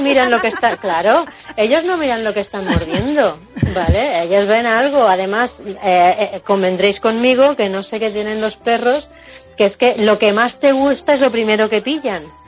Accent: Mallorca, Balearic Islands, Spain; yo soy de Mallorca

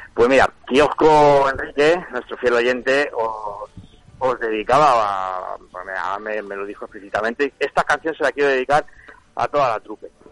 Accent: Spain; yo soy español y voy con España, ya está, es la selección de mi país

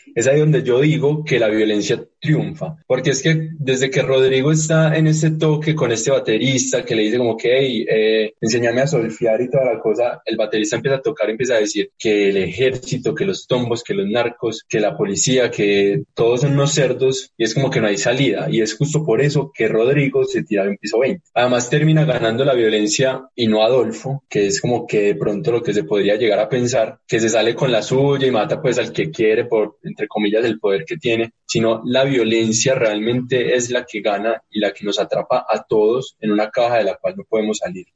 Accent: Medellín, Antioquia, Colombia; nosotros como, como paisas, como habitantes de la ciudad de Medellín

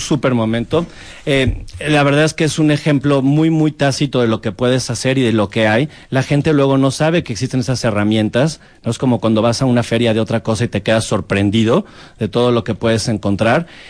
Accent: Mexico; ¿de dónde eres? De México.

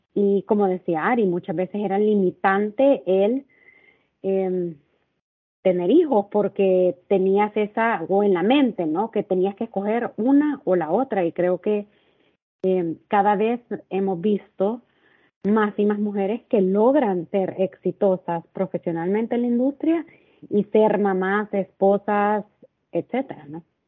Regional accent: El Salvador; moved away as an adult; now in Cabo San Lucas, Mexico; soy originaria de El Salvador y tengo casi tres años de estar viviendo en Cabo San Lucas

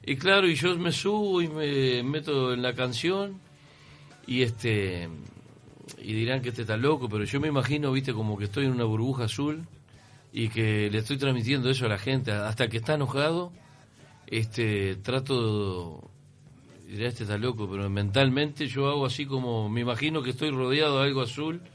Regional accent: San José de Mayo, San José, Uruguay; now in Montevideo, Uruguay; yo soy de San José, en San José nadie tira nada

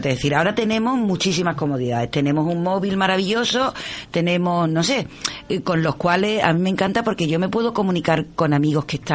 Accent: Cádiz, Andalusia, Spain; pues yo nací en la Cuesta los Gitanos, en el Hospital de San Juan de Dios.

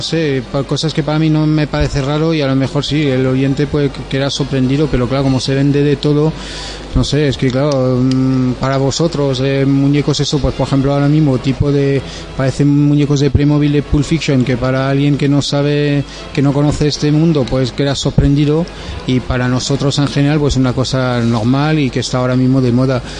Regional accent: France; Spanish is a second language; now in Alicante, Spain; ya lo notarás con el acento que no soy de, España y vamos, soy francés

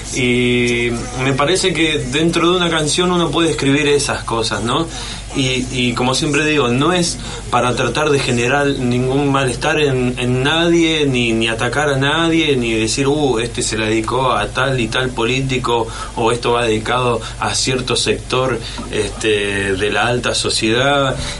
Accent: Argentina; nosotros somos Argentina

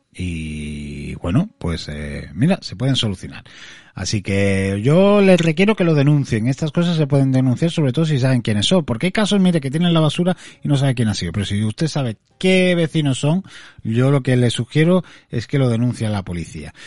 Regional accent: Andalusia, Spain; accent: Andalusian; los andaluces somos

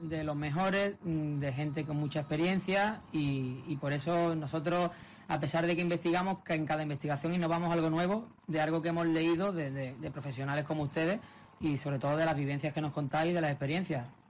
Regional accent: Málaga, Andalusia, Spain; nosotros somos amigos desde la infancia prácticamente, los cuatro de Málaga

